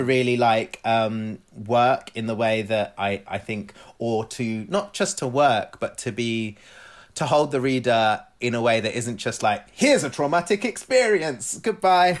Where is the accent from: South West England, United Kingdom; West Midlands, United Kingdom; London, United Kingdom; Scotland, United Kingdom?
London, United Kingdom; also born or lived in Glasgow / Cyprus (family); being away from my family in London and feeling even further removed from my family in Cyprus